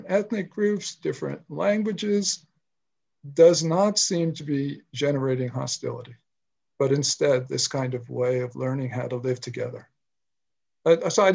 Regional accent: New York City, New York, United States; moved away as an adult; also born or lived in Washington, District of Columbia, United States; I grew up in New York City and went to college

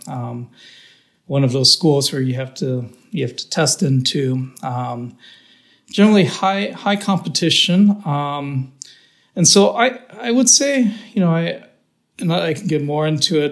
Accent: Downey, California, United States; I was born in Southern California um, in a town called Downey, which is you know the border between LA and Orange County

